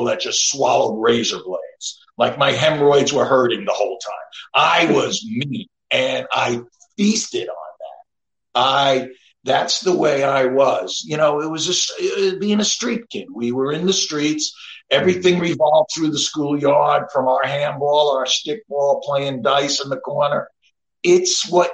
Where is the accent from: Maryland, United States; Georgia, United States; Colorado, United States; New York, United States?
New York, United States; Long Island; I grew up in Long Island with pretty much just my mom in the 60s, my brother and sister.